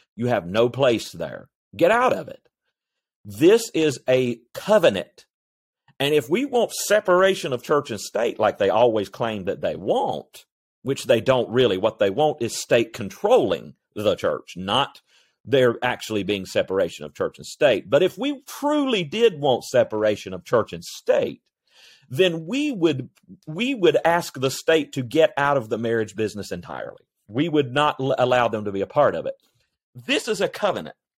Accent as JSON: {"language": "English", "region": "North Carolina", "country": "United States", "said": "my home state of North Carolina"}